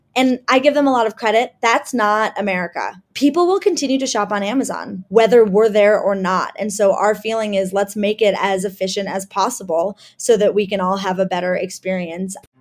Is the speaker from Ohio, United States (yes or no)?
yes; Cleveland, Ohio, United States; moved away; I am originally from Cleveland, Ohio, and that was a really interesting place to grow up